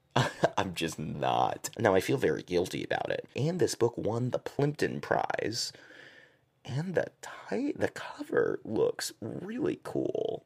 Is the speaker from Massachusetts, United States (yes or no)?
yes; Massachusetts, United States; I'm from Massachusetts